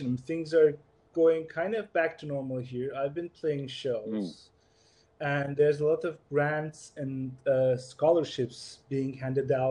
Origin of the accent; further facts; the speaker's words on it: Turkey; moved away as an adult; now in Berlin, Germany; I'm from Turkey originally